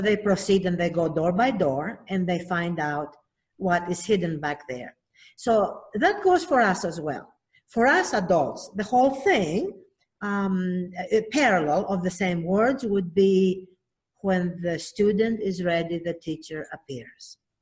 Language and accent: English; Athens, Attica, Greece; moved away; I'm originally from Athens, Greece